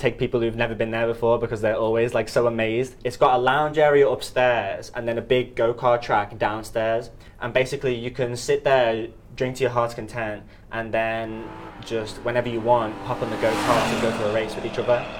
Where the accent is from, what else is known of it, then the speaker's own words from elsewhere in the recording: Liverpool, North West England, United Kingdom; moved away as an adult; now in Shanghai, China; from Liverpool